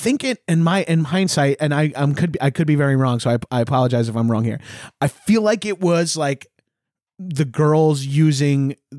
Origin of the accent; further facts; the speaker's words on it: New York, United States; I'm from New York.